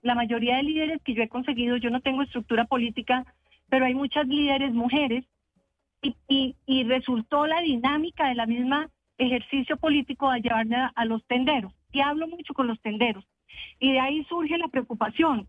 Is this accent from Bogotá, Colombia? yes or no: yes; Bogotá, Colombia; como bogotana